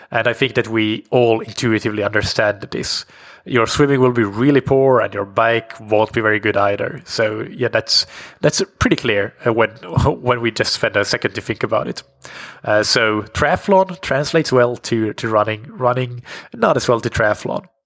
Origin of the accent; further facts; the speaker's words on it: Colombia; now in Mexico; I'm from Colombia and currently living in Mexico.